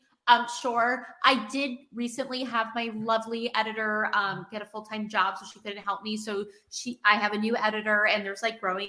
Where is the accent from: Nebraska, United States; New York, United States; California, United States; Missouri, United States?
New York, United States; I'm a New Yorker